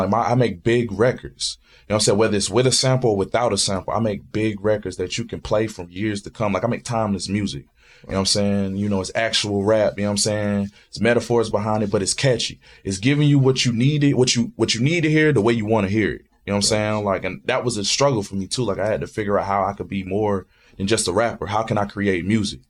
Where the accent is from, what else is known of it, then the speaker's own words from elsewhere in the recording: New Bern, North Carolina, United States; Growing up in North Carolina, man, like, you know, I grew up at 2-5 in New Bern